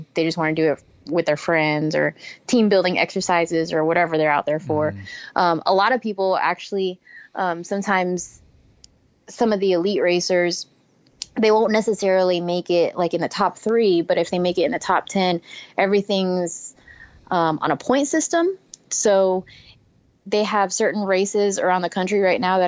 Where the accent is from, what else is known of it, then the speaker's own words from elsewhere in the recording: Texas, United States; now in Louisiana, United States; I'm from Texas and I live in Louisiana